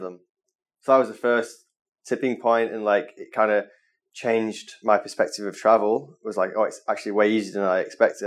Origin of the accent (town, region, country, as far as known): Manchester, North West England, United Kingdom; moved away as an adult; now in Bali, Indonesia